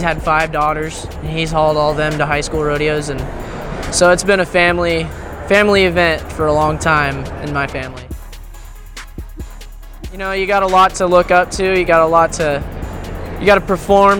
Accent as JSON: {"language": "English", "town": "Rushville", "region": "Nebraska", "country": "United States", "said": "I'm from Rushville, Nebraska."}